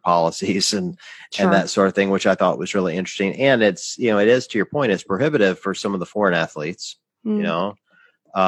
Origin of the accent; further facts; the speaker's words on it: the South, United States; I grew up in the South